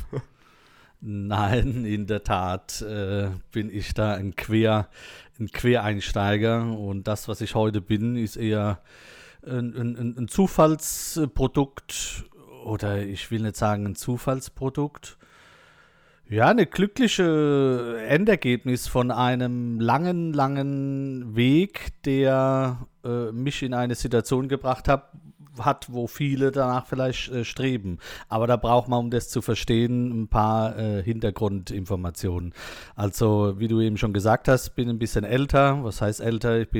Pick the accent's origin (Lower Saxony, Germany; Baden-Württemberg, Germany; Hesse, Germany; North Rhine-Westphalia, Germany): Baden-Württemberg, Germany; Mannheim; accent: Mannheim dialect; äh, nee, nee, bei uns in Monnem, da babbeln wir halt ein bisschen anders da.